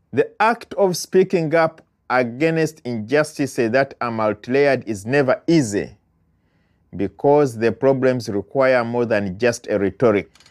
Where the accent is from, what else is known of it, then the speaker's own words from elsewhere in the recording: Uganda; now in United States; I am an immigrant from Uganda living in the United States